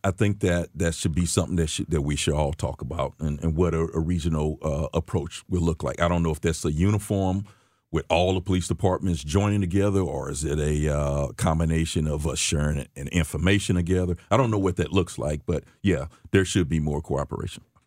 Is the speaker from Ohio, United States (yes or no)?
no; St. Louis, Missouri, United States; I grew up in, uh, West Saint Louis my younger years, um, fifty-nine hundred block of Wabba to be exact. Um, as I got older, we moved out to, uh, North Saint Louis County